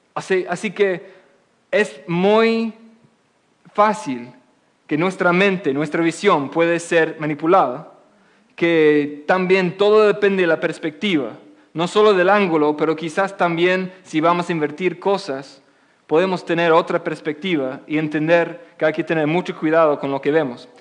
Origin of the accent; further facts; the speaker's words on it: England, United Kingdom; Spanish is a second language; moved away as an adult; also born or lived in Oxford; now in United States; desde mi niñez, yo nací en Inglaterra, después pasé aquí y estoy viviendo aquí en Estados Unidos como casi 12 años